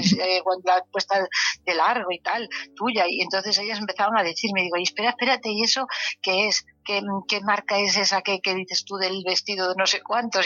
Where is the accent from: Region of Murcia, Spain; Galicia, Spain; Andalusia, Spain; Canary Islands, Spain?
Galicia, Spain; como buena gallega